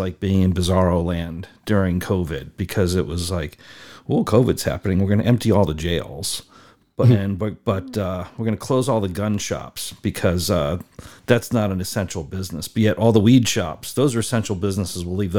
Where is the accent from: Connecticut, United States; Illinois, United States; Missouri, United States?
Connecticut, United States; also born or lived in Massachusetts; I was born just outside of Boston. Ooh. Grew up in Connecticut, did my undergraduate in Boston, came to California back in 1990.